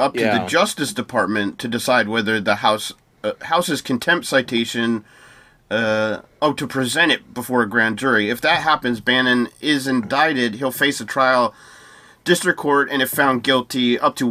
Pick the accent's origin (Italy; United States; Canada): United States; as an American